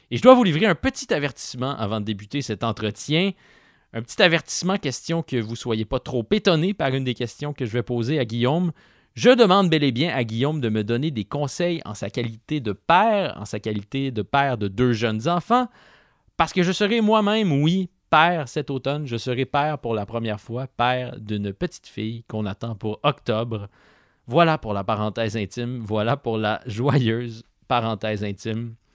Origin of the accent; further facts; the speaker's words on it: Asbestos, Quebec, Canada; je te répondais que j'ai grandi à Asbestos.